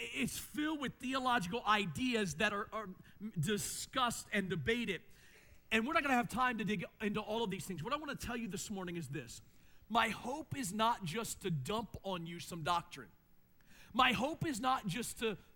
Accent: Maryland, United States; growing up in Maryland

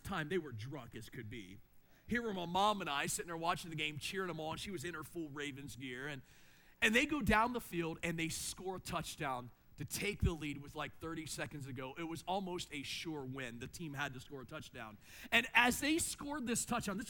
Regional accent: Maryland, United States; growing up in Maryland

